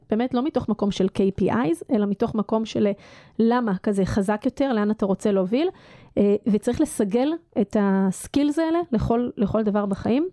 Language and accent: Hebrew; Israel